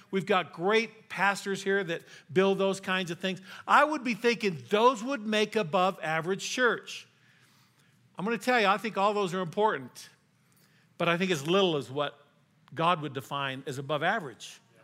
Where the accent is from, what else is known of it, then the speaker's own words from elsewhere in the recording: Colorado, United States; also born or lived in Texas; I was raised here in Colorado